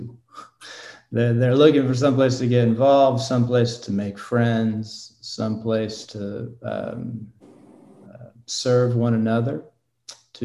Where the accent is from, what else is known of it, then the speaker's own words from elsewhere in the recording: Oklahoma City, Oklahoma, United States; also born or lived in Massachusetts / Abilene, Texas; now in Lake Forest, United States; I am originally from Massachusetts, but my family moved to Oklahoma City when I was 10 years old. So I'm an Okie. I was raised in Oklahoma